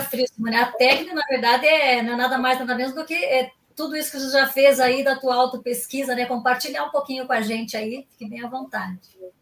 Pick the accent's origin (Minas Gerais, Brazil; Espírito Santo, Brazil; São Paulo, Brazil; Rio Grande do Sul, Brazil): Rio Grande do Sul, Brazil; now in Paraná, Brazil; Eu sou gaúcha